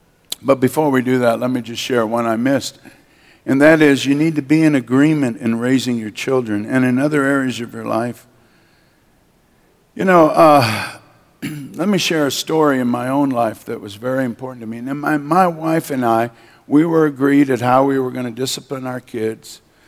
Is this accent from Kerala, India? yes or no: no; Kolkata, West Bengal, India; born there; also born or lived in Manila, Philippines; My parents were missionaries. I was born in Calcutta, India, as you know. They raised up two major churches there in India